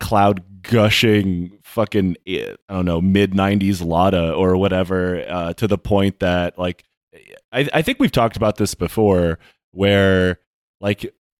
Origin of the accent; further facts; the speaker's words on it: Midwest, United States; We're both from the Midwest.